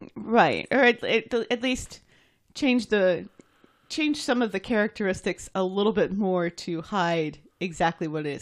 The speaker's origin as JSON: {"language": "English", "country": "United States"}